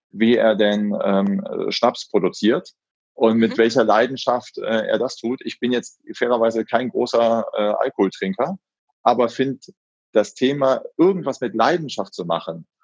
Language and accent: German; Solingen, North Rhine-Westphalia, Germany; also born or lived in Frankfurt; Ich komme ganz gebürtig aus Solingen, mhm. also die mhm. Messerstadt.